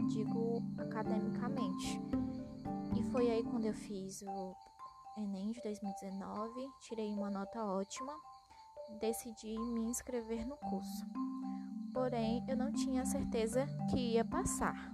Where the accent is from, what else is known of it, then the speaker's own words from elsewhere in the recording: Tarauacá, Acre, Brazil; tenho 20 anos, sou natural de Tarauacá, Acre